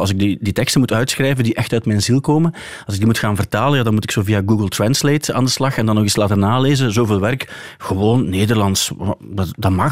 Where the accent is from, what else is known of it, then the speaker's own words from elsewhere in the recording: West Flemish, West Flanders, Belgium; als West-Vlaming